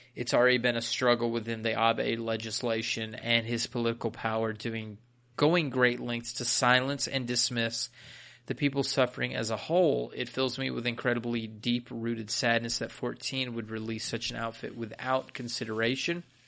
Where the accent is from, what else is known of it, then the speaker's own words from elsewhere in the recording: United States; I'm an American